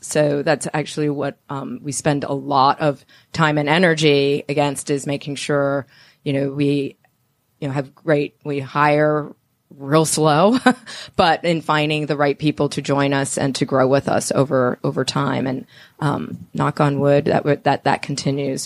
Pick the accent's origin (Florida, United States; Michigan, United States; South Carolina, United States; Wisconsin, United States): Florida, United States; Miami; now in Atlanta, United States; I'm from Miami